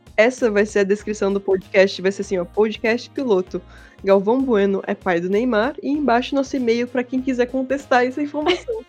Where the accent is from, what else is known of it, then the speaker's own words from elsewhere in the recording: Santa Catarina, Brazil; accent: manezinho; A gente tem todo mundo um sotaque meio, meio manezinho também.